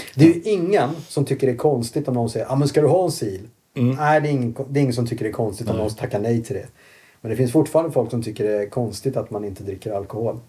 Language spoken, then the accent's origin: Swedish; Kalmar, Kalmar County, Sweden; moved away as an adult; also born or lived in Sandared, Borås / Asia / London; now in Stockholm, Sweden; Jag växte upp i Kalmar.